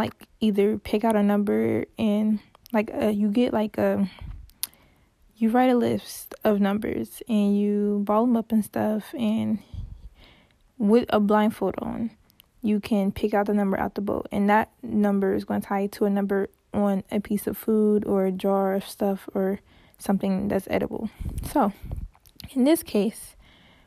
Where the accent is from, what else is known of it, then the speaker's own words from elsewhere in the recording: Cincinnati, Ohio, United States; I'm from Cincinnati